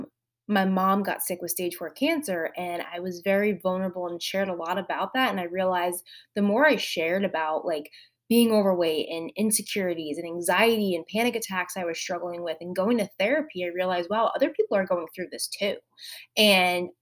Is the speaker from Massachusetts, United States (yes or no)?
no; New Jersey, United States; moved away as an adult; now in Outer Banks, North Carolina, United States; We are originally from New Jersey.